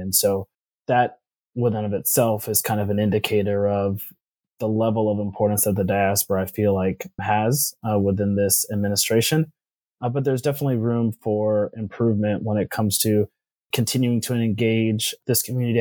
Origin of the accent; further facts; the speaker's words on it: Maryland, United States; I'm a first generation African American. I was born here in Maryland